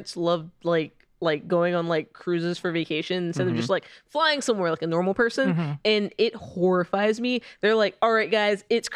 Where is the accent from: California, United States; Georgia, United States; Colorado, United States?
Georgia, United States; I'm from Georgia.